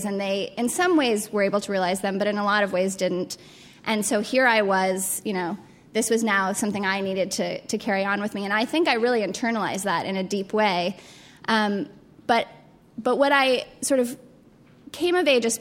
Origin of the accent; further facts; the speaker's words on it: Colorado Springs, Colorado, United States; I grew up in Colorado Springs, Colorado, which is a really religiously conservative town